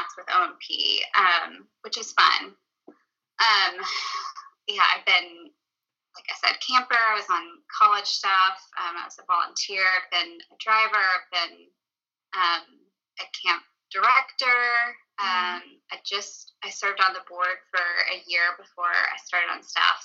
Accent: Conway, United States; I grew up in Conway

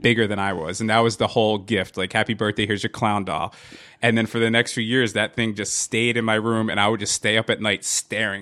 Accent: Hazlet, New Jersey, United States; also born or lived in Wildwood, New Jersey / Staten Island, New York / Yonkers, New York; when I was three, we moved to uh, to, uh, to Hazlet, New Jersey

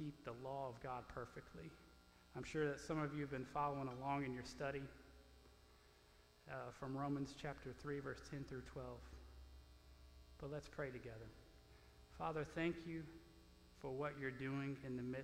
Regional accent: Louisiana, United States; moved away as an adult; now in Oklahoma, United States; being a Cajun from Louisiana

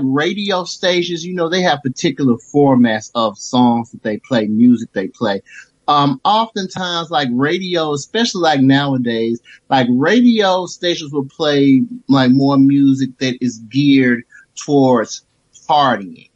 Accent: Memphis, Tennessee, United States; I'm from Memphis, Tennessee

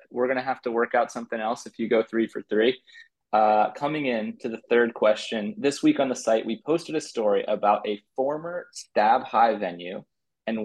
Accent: New Jersey, United States; me and Buck growing up in New Jersey.

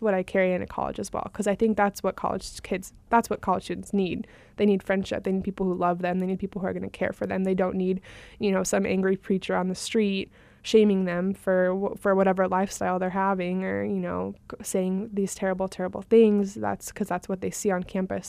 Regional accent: Phoenix, Arizona, United States; we moved kind of from West Phoenix area to Central Phoenix

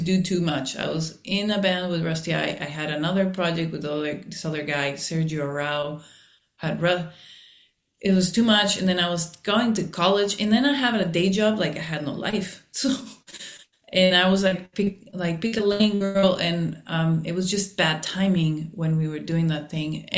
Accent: Mexico; now in Los Angeles, United States; we grew up in Mexico

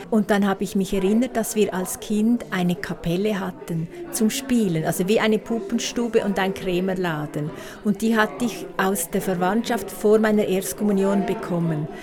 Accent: Beckenried, Nidwalden, Switzerland; in Beckenried, wo ich aufgewachsen bin

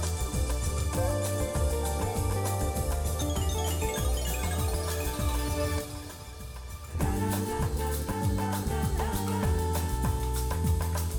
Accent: Minneapolis, Minnesota, United States; I was from Minneapolis, so I'm a city slicker

